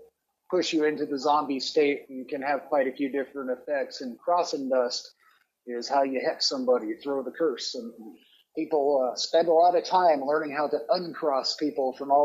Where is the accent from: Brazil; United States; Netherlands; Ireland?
United States; Gatlinburg, Tennessee; I grew up in Tennessee in Gatlinburg back in the early 70s